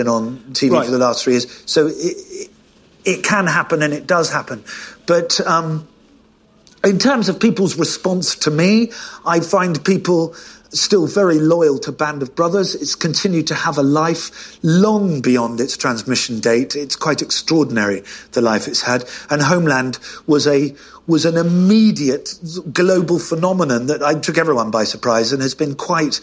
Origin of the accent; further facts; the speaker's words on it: United Kingdom; I'm British